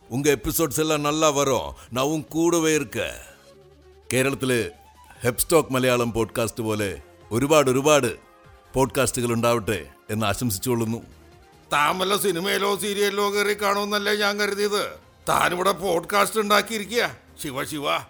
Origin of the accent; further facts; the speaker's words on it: Thrissur area, Kerala, India; തൃശ്ശൂരും പരിസരത്തും വരുന്ന എല്ലാ പരിപാടിയും കാണാൻ അന്നൊക്കെ ഞാനുണ്ടാവും